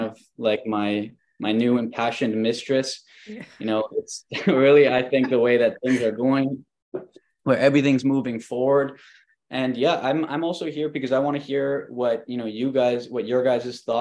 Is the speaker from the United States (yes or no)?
no; Montreal, Quebec, Canada; also born or lived in Valencia, Spain; I am from Montreal